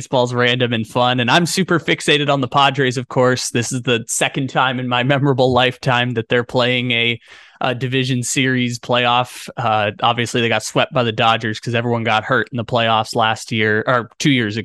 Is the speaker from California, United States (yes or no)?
yes; San Diego, California, United States; my hometown team